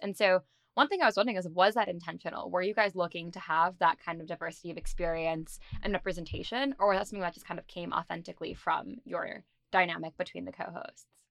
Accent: Dix Hills, New York, United States; I'm also from Long Island, I'm from Dix Hills

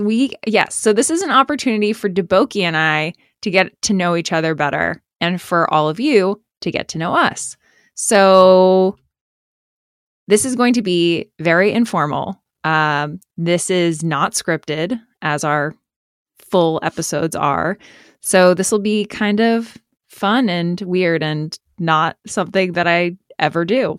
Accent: Boston, Massachusetts, United States; moved away as an adult; also born or lived in New York; I grew up in the Boston area

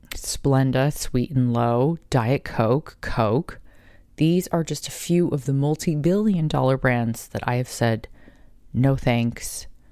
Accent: Carlsbad, United States; growing up in Carlsbad

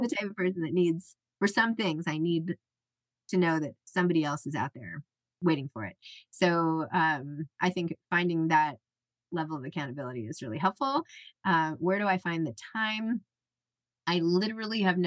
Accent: New York City, New York, United States; I'm from New York City

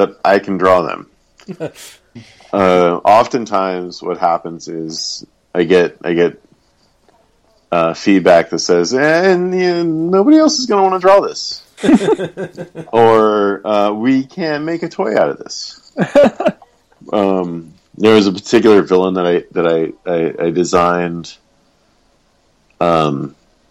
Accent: Arkansas, United States; Arkansas is where I am from

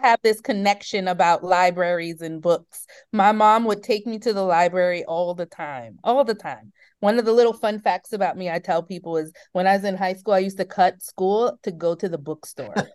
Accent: Oakland, California, United States; I was, um, born and raised in Oakland, California. I, um, grew up in the middle of, um, some hard times that were happening in Oakland around the eighties and nineties

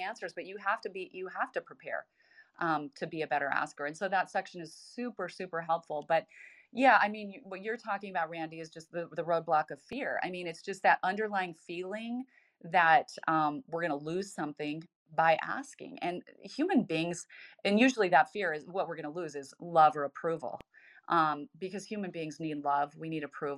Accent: Idaho, United States; born or raised there

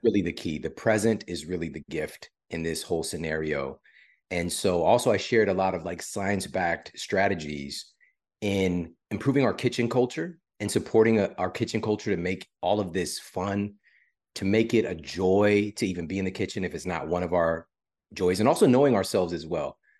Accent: St. Louis, Missouri, United States; I'm from Saint Louis and I went to my university in Saint Louis

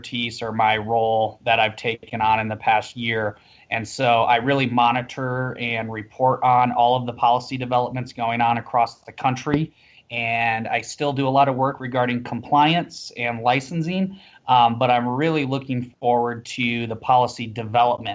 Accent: South Dakota, United States; moved away; also born or lived in Denver; my state capital, where I grew up in South Dakota

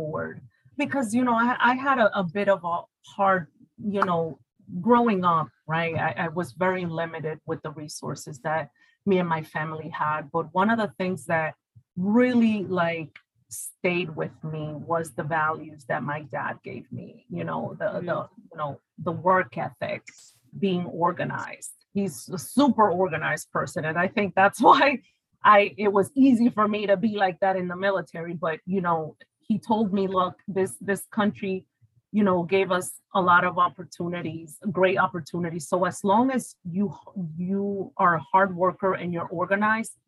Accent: New York City, New York, United States; moved away as an adult; also born or lived in Dominican Republic / Bronx; I was born in the Dominican Republic. And my parents decided to immigrate to this wonderful country that provided us a lot of opportunities. I came here when I was 7 years old, and I grew up in New York City, Washington Heights, where I was there for the better part of like 19 years

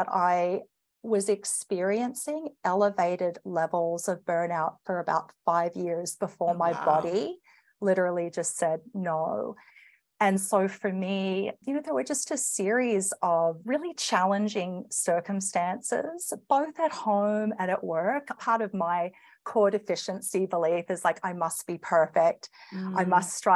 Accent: Australia; accent: Australian; moved away as an adult; now in Canada; you'll probably notice my accent. I'm Australian and living here in Canada, came over with my firm

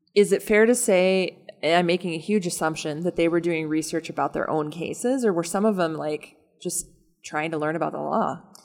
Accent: North Dakota, United States; now in Omaha, United States; I am also from North Dakota

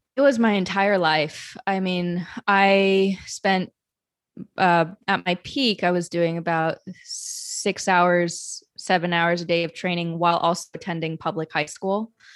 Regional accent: Madison, Wisconsin, United States; now in New York, United States; I grew up in Madison, Wisconsin

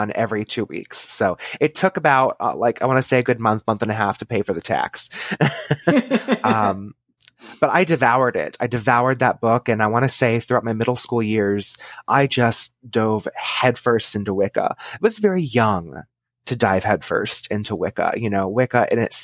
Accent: Texas, United States; I was born and raised in Texas in a suburb of a large city.

